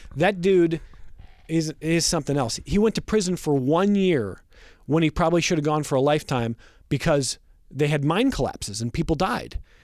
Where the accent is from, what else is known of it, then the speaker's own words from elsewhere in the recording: Westlake, Ohio, United States; now in Rochester, United States; I grew up in Northeast Ohio listening to Joe Tate do Cavs games on the radio